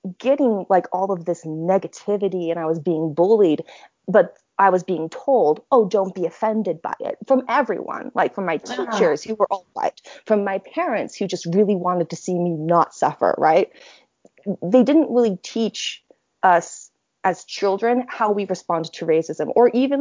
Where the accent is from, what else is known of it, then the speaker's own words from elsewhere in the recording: Orem, Utah, United States; also born or lived in Nanjing, China; I grew up in Orem, Utah, which is Utah County.